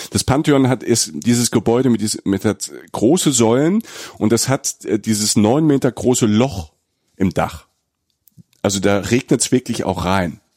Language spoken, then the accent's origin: German; Rhineland-Palatinate, Germany; ich komme ja aus der Pfalz, ne, aus äh, Südwestdeutschland. Bei uns in der Familie gab es auch viel Innereien